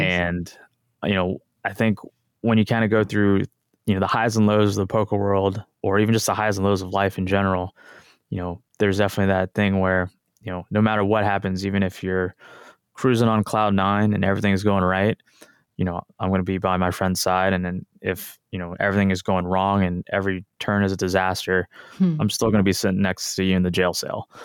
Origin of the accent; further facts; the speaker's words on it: Tulsa, Oklahoma, United States; also born or lived in San Diego / Los Angeles; born and raised in Tulsa, Oklahoma